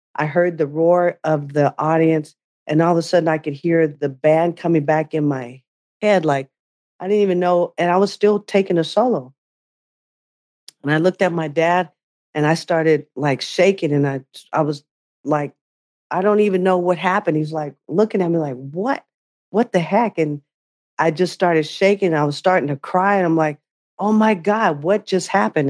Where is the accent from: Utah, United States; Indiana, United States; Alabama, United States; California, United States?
California, United States; Bay Area; growing up in the Bay Area